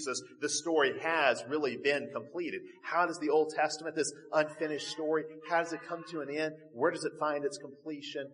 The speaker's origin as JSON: {"language": "English", "country": "United States", "said": "as modern American Christians"}